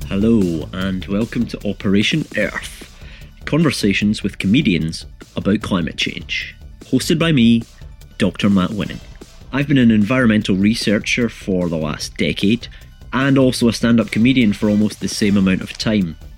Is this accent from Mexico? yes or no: no; Scotland, United Kingdom; especially being Scottish